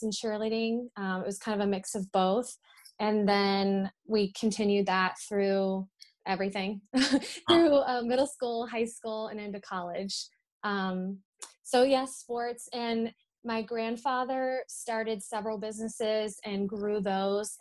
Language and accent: English; Hilliard, Ohio, United States; also born or lived in Massachusetts; I was born in Massachusetts, and then we moved here when I was two, and we lived and grew up in Hilliard, my sister